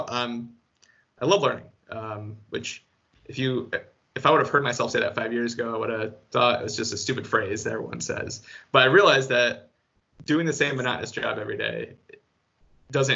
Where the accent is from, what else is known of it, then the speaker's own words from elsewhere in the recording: Grand Rapids, Michigan, United States; also born or lived in Minnesota; now in Jackson, United States; I'm from Grand Rapids